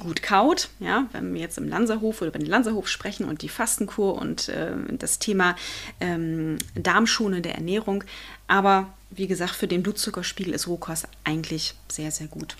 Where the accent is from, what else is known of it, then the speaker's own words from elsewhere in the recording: Germany; bei uns in Deutschland